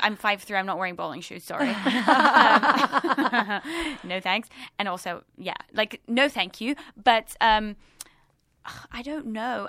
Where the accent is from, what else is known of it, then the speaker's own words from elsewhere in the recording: London, United Kingdom; now in Los Angeles, United States; I'm from London and I could just step out of my house and I would bump into people